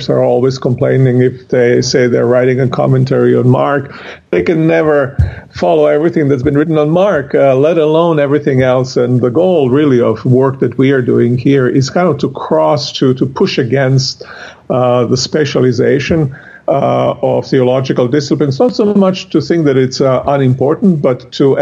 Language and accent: English; Croatia; now in Connecticut, United States; Originally from Croatia